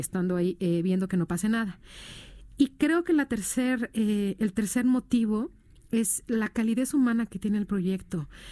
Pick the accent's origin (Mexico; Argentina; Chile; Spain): Mexico; somos los únicos mexicanos que hemos trabajado en Israel